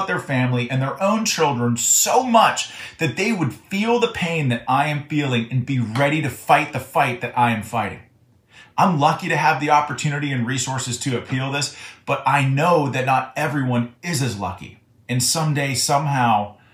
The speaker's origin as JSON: {"language": "English", "area": "Butler County", "region": "Pennsylvania", "country": "United States", "tie": "born or raised there", "said": "my hometown in Butler County, Pennsylvania"}